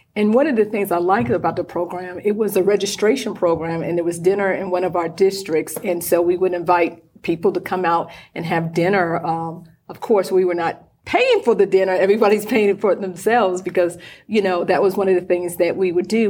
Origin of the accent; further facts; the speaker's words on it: North Carolina, United States; I'm from North Carolina